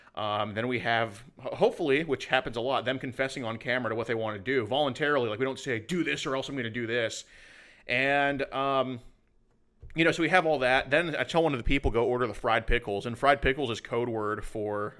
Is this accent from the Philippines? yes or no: no; Houston, Texas, United States; I'm from Houston, Texas. I still live there